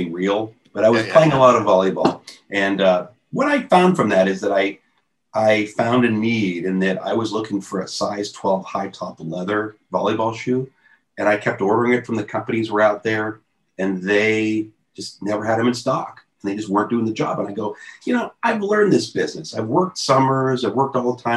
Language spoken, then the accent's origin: English; Youngstown, Ohio, United States; moved away; I'm from Youngstown, Ohio